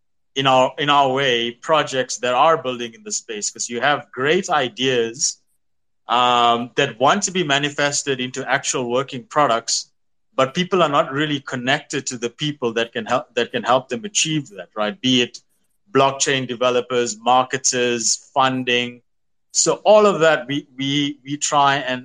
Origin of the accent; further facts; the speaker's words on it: South Africa; I'm from South Africa